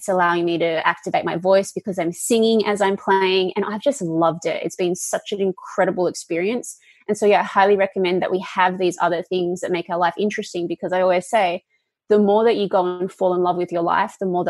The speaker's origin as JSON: {"language": "English", "town": "Perth", "region": "Western Australia", "country": "Australia", "tie": "born or raised there", "moved": "yes", "lives_now": "California, United States", "said": "I grew up in Perth, Western Australia."}